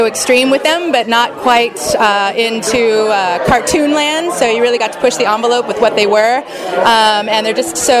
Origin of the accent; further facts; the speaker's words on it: Orange County, California, United States; moved away as an adult; also born or lived in San Francisco / New York / Portland / Alaska; I am originally from Orange County.